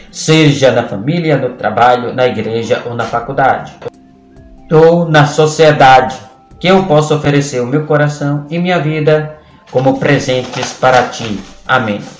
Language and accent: Portuguese; Ceará-Mirim, Rio Grande do Norte, Brazil; sou de Ceará Mirim, no Rio Grande do Norte